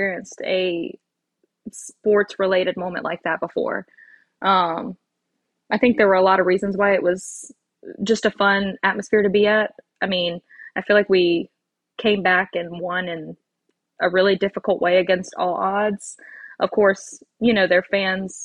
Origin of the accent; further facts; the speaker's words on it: Hattiesburg, Mississippi, United States; I'm from Hattiesburg